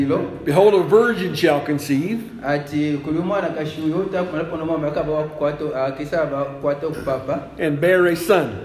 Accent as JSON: {"language": "English", "country": "United States", "moved": "yes", "lives_now": "Zambia"}